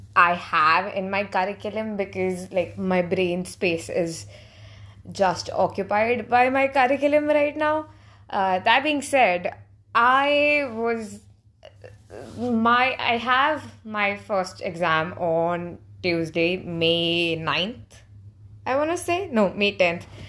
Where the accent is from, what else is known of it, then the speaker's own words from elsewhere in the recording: India; I speak this as, uh, as an Indian